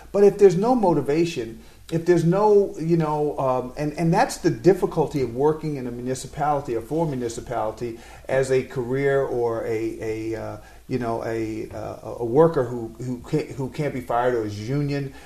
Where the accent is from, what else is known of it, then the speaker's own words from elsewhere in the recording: New York City, New York, United States; I'm a New Yorker